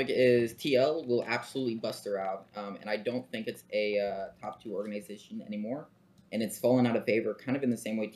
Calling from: Columbia, Missouri, United States; Uh, Columbia, Missouri.

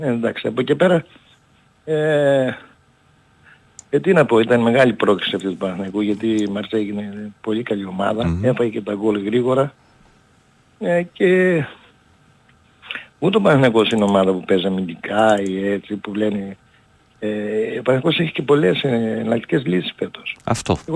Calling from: Germany; είμαι από Γερμανία.

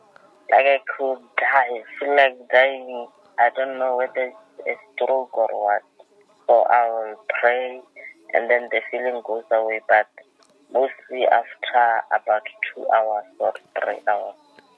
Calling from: Lephalale, Limpopo, South Africa; I'm calling you from Lephala, Limarapo.

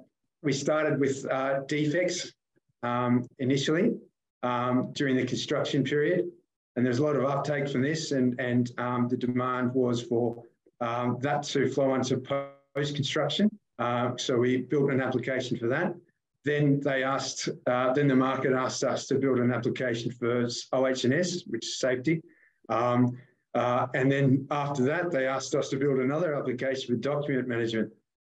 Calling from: Melbourne, Victoria, Australia; I'm joining you from Melbourne

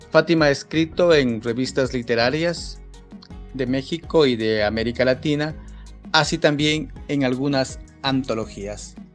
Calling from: Loja, Ecuador; Les saludo cordialmente desde Loja, Ecuador.

